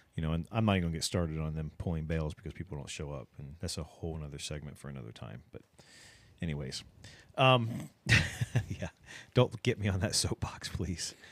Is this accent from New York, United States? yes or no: no; Ohio, United States; now in South Texas, United States; I'm from Ohio